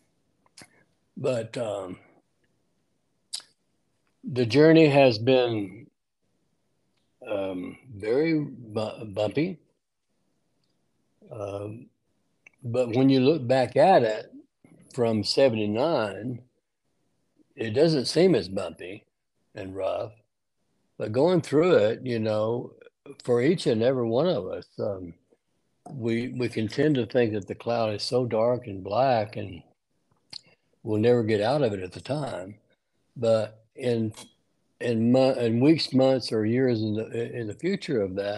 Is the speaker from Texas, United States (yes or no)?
yes; Lubbock, Texas, United States; also born or lived in Brownfield, Texas; I was born in West Texas, in Lubbock. In Lubbock. Raised on a farm between Lubbock and Brownfield.